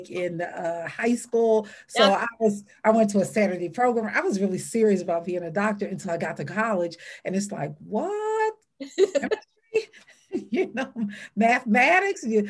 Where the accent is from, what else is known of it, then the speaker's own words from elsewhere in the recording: Philadelphia, Pennsylvania, United States; moved away as an adult; now in Pittsburgh, United States; I was born and raised in North Philadelphia.